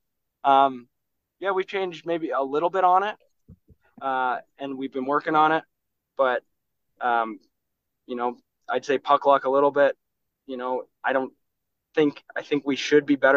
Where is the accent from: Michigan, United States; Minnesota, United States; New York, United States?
Minnesota, United States; also born or lived in Switzerland; living and growing up in Minnesota